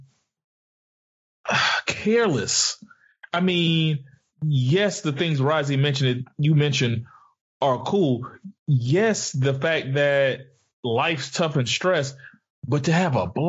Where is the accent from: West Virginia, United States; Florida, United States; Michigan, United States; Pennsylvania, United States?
Florida, United States; Pensacola; I pray for my hometown. I pray for Pensacola.